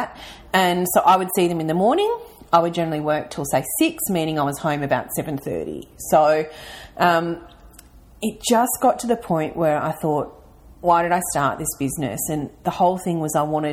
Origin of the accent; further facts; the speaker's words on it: Mildura, Victoria, Australia; also born or lived in Melbourne; now in Ballarat, Australia; I am a country girl. So I'm originally from Mildura